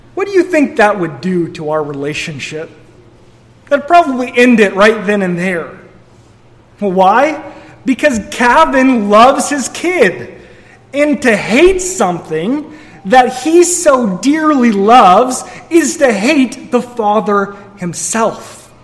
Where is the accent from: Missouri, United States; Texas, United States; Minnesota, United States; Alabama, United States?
Missouri, United States; moved away; We're all from Missouri